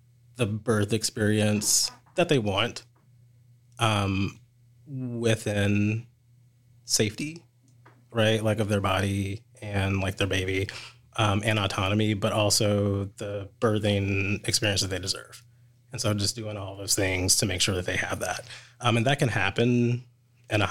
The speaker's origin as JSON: {"language": "English", "town": "Louisville", "region": "Kentucky", "country": "United States", "tie": "born or raised there", "also_born_or_lived": "North Carolina", "moved": "as an adult", "lives_now": "Louisville, United States", "said": "I'm born and raised in Louisville"}